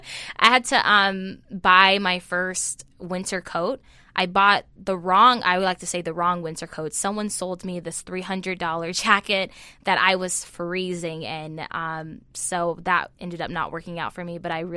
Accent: Los Angeles, California, United States; Well, I come from Los Angeles, California

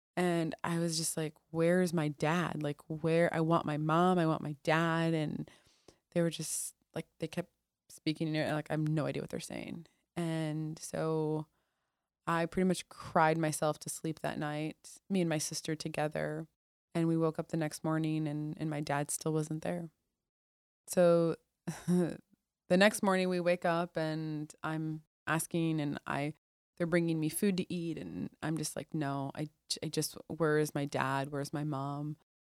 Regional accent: Toledo, Ohio, United States; also born or lived in Mosul, Iraq; I was born in Toledo, Ohio

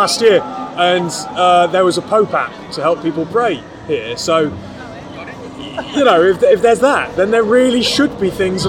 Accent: United Kingdom; I'm being particularly British and not being able to pronounce names.

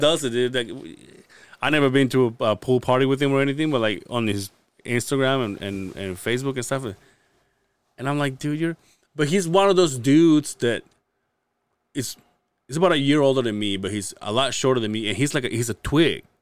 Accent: Yucatan Peninsula, Yucatán, Mexico; now in Utah, United States; I'm from the Yucatan Peninsula, where all the Mayan ruins are

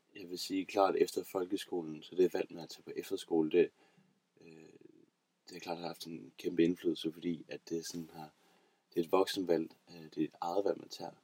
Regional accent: Aarhus, Central Denmark Region, Denmark; jeg er fra Aarhus af.

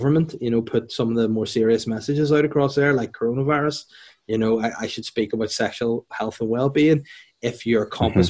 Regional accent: North Down, Northern Ireland, United Kingdom; I'm from North Down

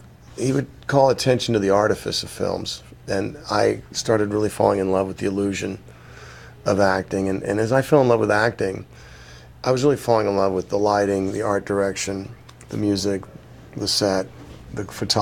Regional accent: Fort Worth, Texas, United States; growing up in Fort Worth, Texas

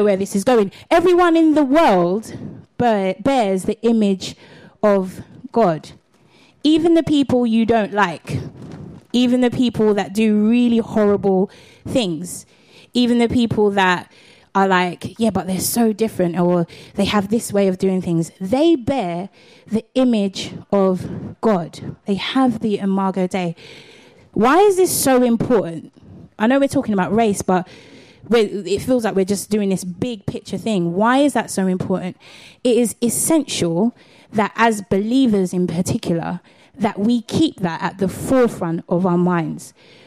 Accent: London, United Kingdom; also born or lived in Catford, South East London; I'm a Londoner

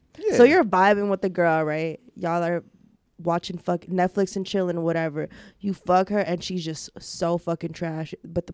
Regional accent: Detroit, Michigan, United States; now in Las Vegas, United States; I'm from Detroit.

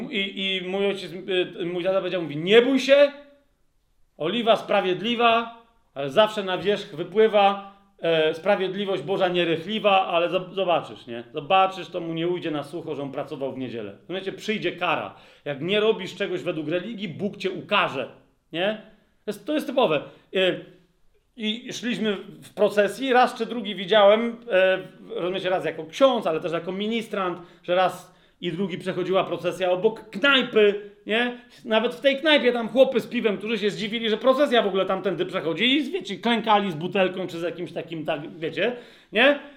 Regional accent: Lesser Poland, Poland; wychowywałem się i rosłem na podkrakowskiej wsi, gdzie było sporo pól, zresztą mieszkałem w pewnym momencie na Lubelskiej, a potem na Polnej

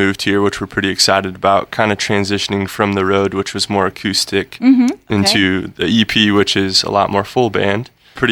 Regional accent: Imperial, Nebraska, United States; also born or lived in Kearney, Nebraska; now in Omaha, United States; We were born and raised in Imperial, which is it's about 1,800 people, way small compared to Omaha

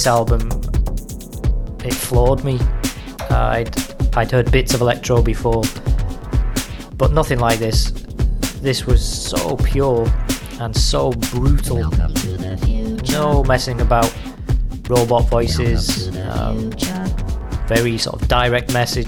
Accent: Liverpool, North West England, United Kingdom; I was from Liverpool

